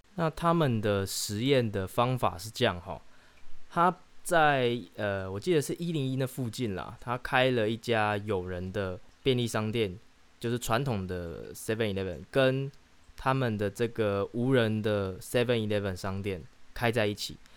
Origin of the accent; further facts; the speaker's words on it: Chiayi, Taiwan; 可以叫我嘉义人